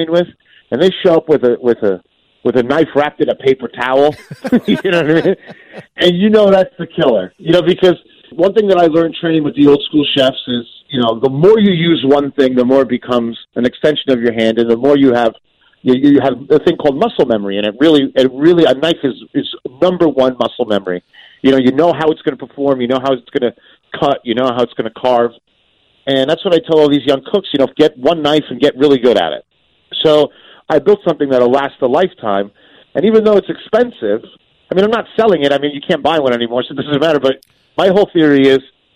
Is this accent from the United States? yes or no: yes; New Jersey, United States; I'm from Jersey